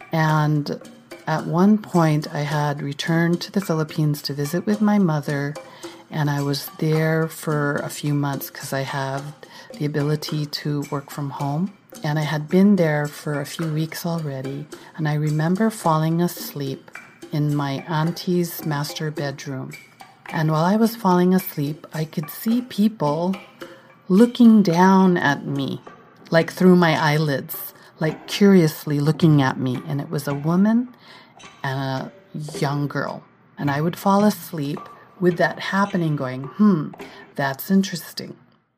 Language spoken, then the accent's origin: English; California, United States; I was born and raised in California, so ice is not a familiar thing to me.